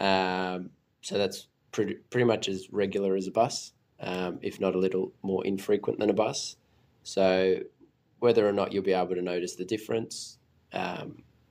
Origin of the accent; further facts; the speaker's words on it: Sydney, New South Wales, Australia; I grew up in Five Dock